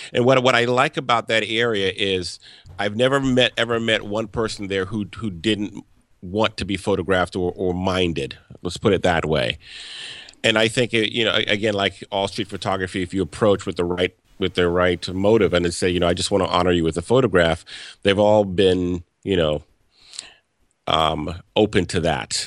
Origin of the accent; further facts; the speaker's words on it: Louisiana, United States; moved away as an adult; now in Washington, D.C., United States; I grew up in the South and I th, in Louisiana and I, and I thought I'd left that when I moved up here